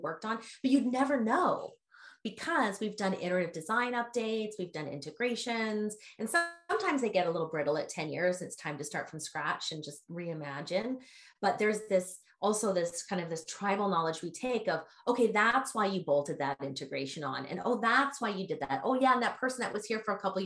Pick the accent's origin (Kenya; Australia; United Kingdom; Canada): Canada; also born or lived in Vancouver; now in San Francisco, United States; I'm originally from Canada, but my heart's in San Francisco